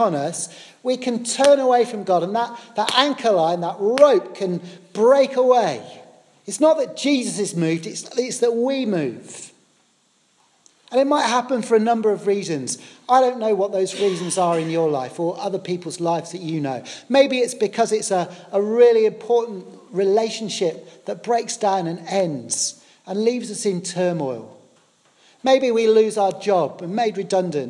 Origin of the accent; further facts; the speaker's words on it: Poole, South West England, United Kingdom; I grew up in the South Coast down in a lovely place called Poole in Dorset.